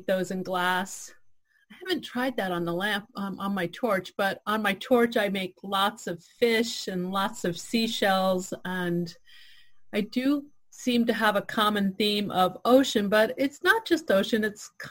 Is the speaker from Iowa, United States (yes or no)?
no; Piscataquis River, Maine, United States; growing up on the Piscataquis River